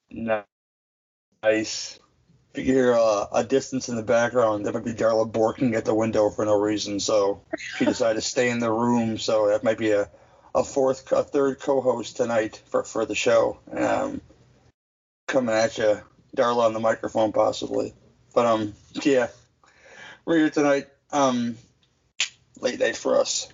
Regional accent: Midwest, United States; as a Midwesterner

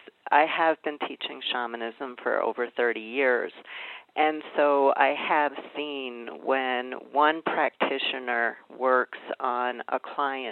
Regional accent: New York City, New York, United States; I grew up in Brooklyn, New York

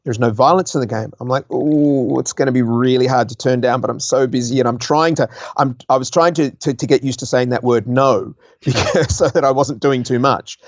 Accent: Australia; also born or lived in Guildford, England; I've actually got both passports. So I, I, I have spent my entire life from the age of two months old in Australia

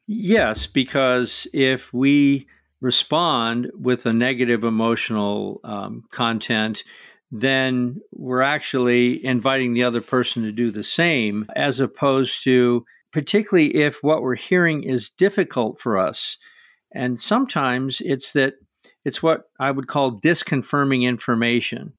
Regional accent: Midwest of the United States, United States; I grew up in the Midwest of the United States

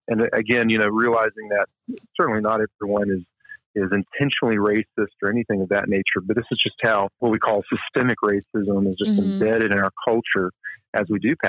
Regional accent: Selma, Alabama, United States; moved away as an adult; also born or lived in Montgomery, Alabama / New Orleans; I grew up in Selma and Montgomery, Alabama. And just kind of looking back in my life and how I was raised, I was born in the late 70s.

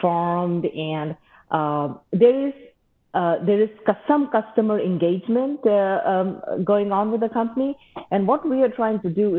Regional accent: Mumbai, Maharashtra, India; moved away as an adult; now in Ann Arbor, United States; I grew up in India and went to school there

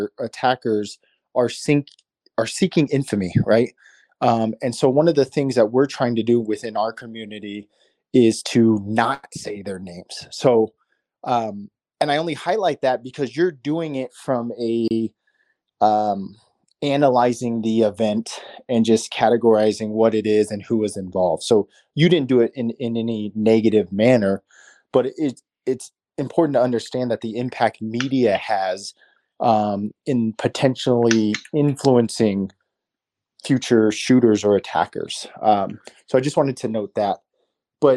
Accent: Tucson, Arizona, United States; I'm from Tucson, Arizona. It's where I was born and raised

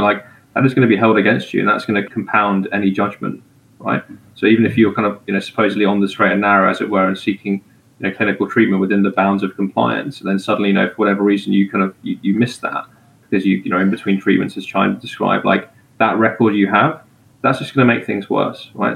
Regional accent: England, United Kingdom; moved away; as an English person

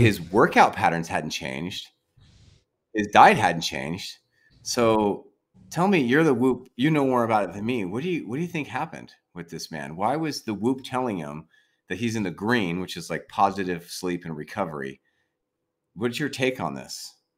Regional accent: San Diego, California, United States; now in Sacramento, United States; We grew up in San Diego together

